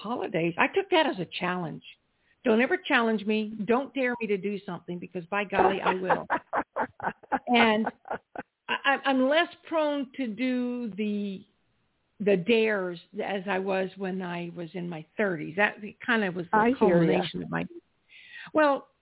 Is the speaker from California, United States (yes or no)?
no; South Carolina, United States; I grew up in South Carolina